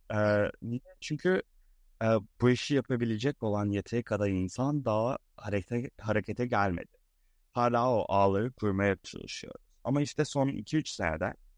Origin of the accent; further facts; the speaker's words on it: Istanbul, Turkey; moved away; also born or lived in Boston, United States; Boston'da doğdum. İstanbul'da büyüdüm